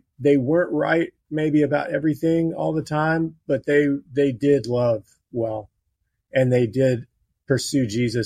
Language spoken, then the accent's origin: English; Baton Rouge, Louisiana, United States; I was born in Baton Rouge, Louisiana, and we actually lived next door to a guy